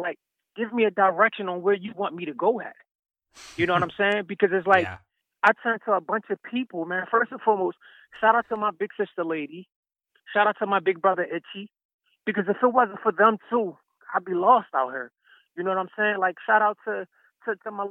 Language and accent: English; Philadelphia, Pennsylvania, United States; I'm from Philadelphia, so I slept in a Love Park, you know, several winters